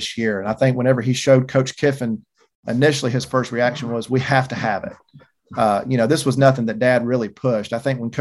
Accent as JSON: {"language": "English", "region": "Georgia", "country": "United States", "said": "we're from Georgia"}